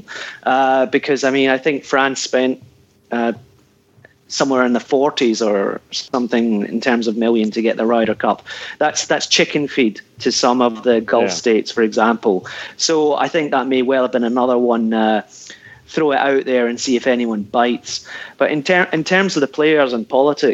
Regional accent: Ayrshire, Scotland, United Kingdom; moved away; I'm from Ayrshire originally

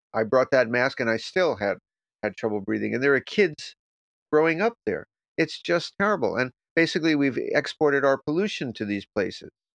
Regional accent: South Florida, United States; I grew up in Florida, a few miles from the beach

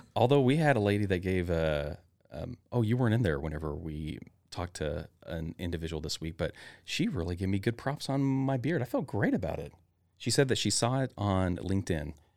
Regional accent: Northwest Arkansas, United States; moved away as an adult; also born or lived in Chattanooga, Tennessee; now in Meridian, United States; growing up in Northwest Arkansas, a rural tiny town

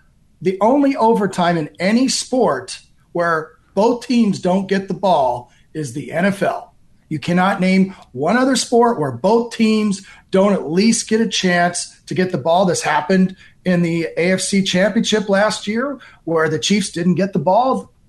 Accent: Ireland; I'm Irish, so I don't think that'd be truthful.

